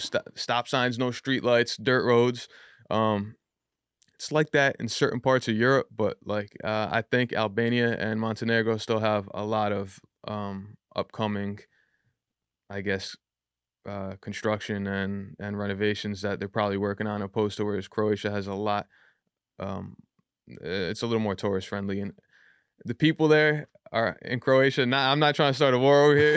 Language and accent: English; Yonkers, New York, United States; also born or lived in Bronx; I was born in the Bronx, but I grew up in Yonkers my entire life.